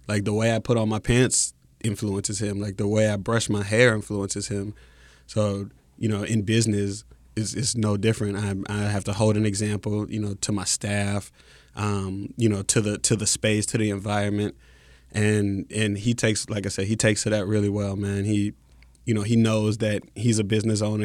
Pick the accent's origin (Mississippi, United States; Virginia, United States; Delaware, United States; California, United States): Mississippi, United States; moved away as an adult; also born or lived in Syracuse, New York; coming from Mississippi